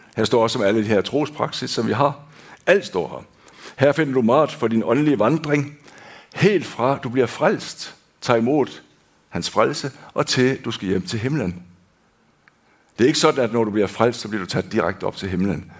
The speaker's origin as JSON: {"language": "Danish", "country": "Denmark", "tie": "born or raised there", "moved": "yes", "lives_now": "Hånes, Norway", "said": "Jeg er født og opvokst i Danmark"}